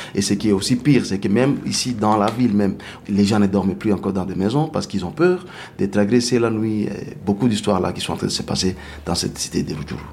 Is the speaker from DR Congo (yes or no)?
yes; DR Congo; ici chez nous au Congo